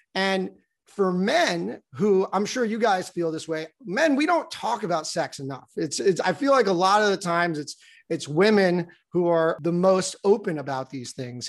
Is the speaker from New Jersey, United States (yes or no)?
yes; New Jersey, United States; moved away; also born or lived in Baltimore; I grew up in New Jersey